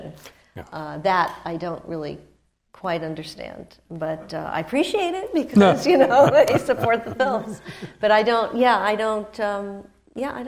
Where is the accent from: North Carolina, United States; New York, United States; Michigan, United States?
New York, United States; I certainly grew up with him in New York